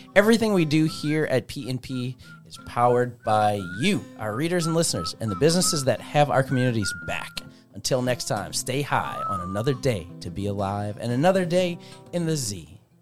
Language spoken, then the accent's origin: English; Metairie, Louisiana, United States; moved away as an adult; now in Zachary, United States; born and raised in Metairie